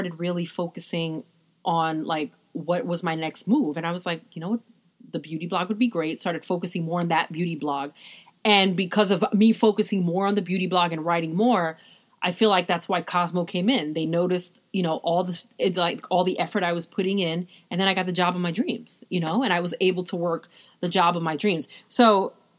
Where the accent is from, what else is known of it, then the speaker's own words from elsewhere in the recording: New York, United States; I'm from New York